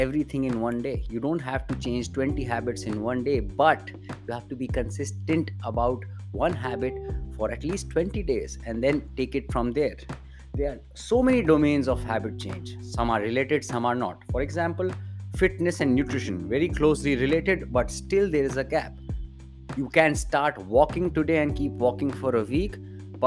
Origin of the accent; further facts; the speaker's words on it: India; as an Indian creator